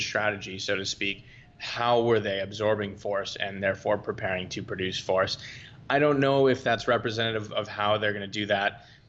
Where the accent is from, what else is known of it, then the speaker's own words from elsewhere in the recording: Boston, Massachusetts, United States; moved away as an adult; also born or lived in Europe / New Zealand / Florida; I'm from Boston, Massachusetts. Grew up wrestling and playing lacrosse, your typical Northeastern United States niche sports